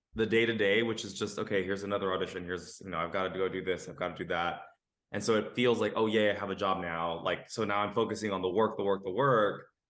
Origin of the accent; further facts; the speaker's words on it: Los Angeles, California, United States; I'm a Los Angelino, born and raised. I come from a Mexican Nicaraguan family